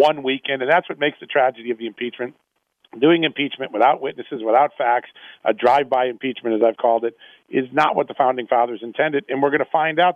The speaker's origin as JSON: {"language": "English", "region": "Wisconsin", "country": "United States", "moved": "as an adult", "lives_now": "Washington, United States", "said": "I was from Wisconsin"}